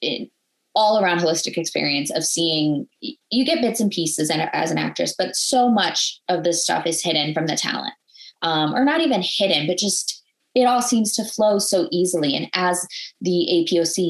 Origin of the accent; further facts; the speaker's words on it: Minnesota, United States; I grew up in Minnesota.